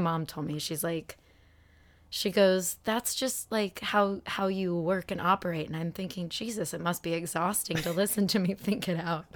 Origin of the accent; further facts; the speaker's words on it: Phoenix, Arizona, United States; moved away; Phoenix Sky Harbor. Shout out to my hometown.